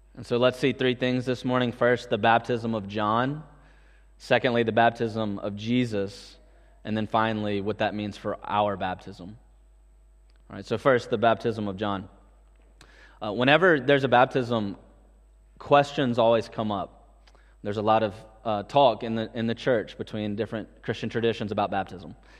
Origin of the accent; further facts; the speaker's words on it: Mississippi, United States; now in Scotland; I grew up in Mississippi in America